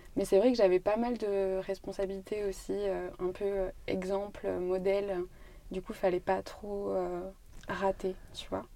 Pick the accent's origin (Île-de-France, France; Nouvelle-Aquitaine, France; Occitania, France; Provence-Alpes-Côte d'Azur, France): Nouvelle-Aquitaine, France; Brive-la-Gaillarde; moved away as an adult; Je suis née à Brive. J'ai grandi ici. J'ai fait toutes mes études ici. Enfin, je suis partie après, après le bac, mais mes 18 premières années, c'était à Brive, en Corrèze.